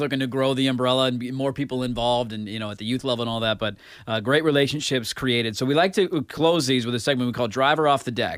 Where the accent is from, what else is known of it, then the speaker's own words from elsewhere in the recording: Portland, Oregon, United States; growing up around East Moreland